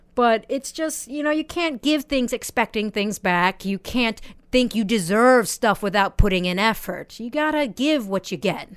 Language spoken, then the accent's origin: English; United States; now in Japan; I'm 28 years old and I'm from America